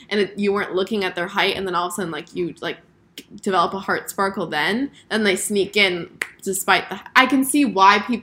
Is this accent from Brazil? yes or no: no; South Florida, United States; I grew up in South Florida.